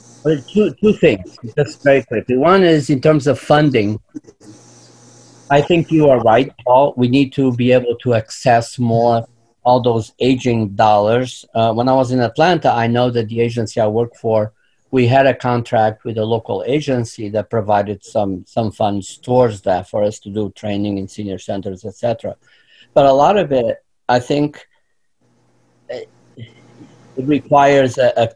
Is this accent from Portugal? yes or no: yes; Portugal; moved away as an adult; now in Florida, United States; I grew up in Portugal, moved to this country in my early 20s